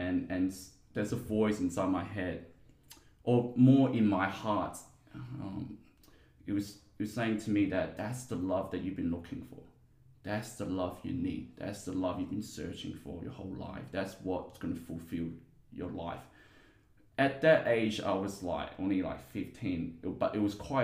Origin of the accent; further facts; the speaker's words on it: Guangzhou, Guangdong, China; now in Perth, Australia; I was born in China in a city called Guangzhou, aka Canton. So that's where the language, the dialect Cantonese comes from. Yeah, so I lived half of my life there and the second half part of my life here in Perth.